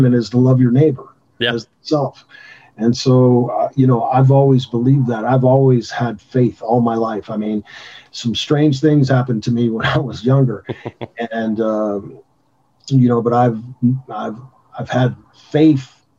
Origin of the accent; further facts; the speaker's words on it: Gary, Indiana, United States; moved away; also born or lived in Tulsa; I was born in Gary, Indiana, which is a very tough city to be raised